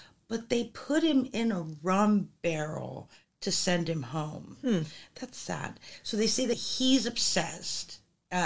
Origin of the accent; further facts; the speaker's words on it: Los Angeles, California, United States; If I'm truly from California, I'm from Los Angeles